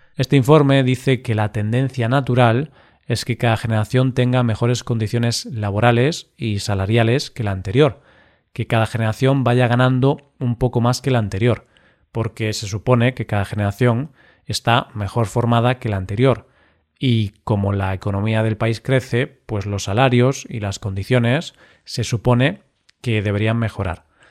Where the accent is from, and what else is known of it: Spain